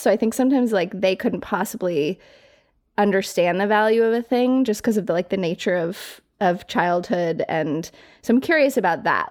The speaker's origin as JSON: {"language": "English", "town": "Colorado Springs", "region": "Colorado", "country": "United States", "tie": "born or raised there", "also_born_or_lived": "New York City", "moved": "as an adult"}